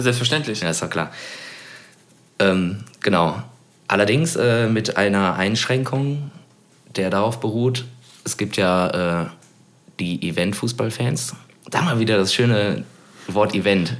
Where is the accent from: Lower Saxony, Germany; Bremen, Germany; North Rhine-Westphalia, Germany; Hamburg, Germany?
North Rhine-Westphalia, Germany; Cologne; wo ich äh, natürlich groß geworden bin in Poll